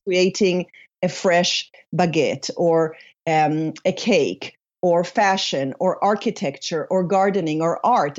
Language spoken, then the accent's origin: English; Israel; also born or lived in Paris, France / Sweden / United States; now in Sonoma County, United States; I was born and raised in Israel to an Israeli Polish father and a Swedish mother.